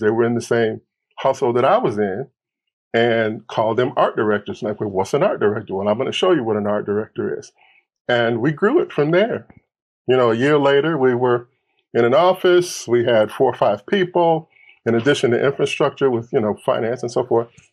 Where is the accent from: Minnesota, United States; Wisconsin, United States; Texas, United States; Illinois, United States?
Wisconsin, United States; Milwaukee; moved away; also born or lived in Detroit, Michigan / Los Angeles, California; I grew up in Milwaukee as a kid.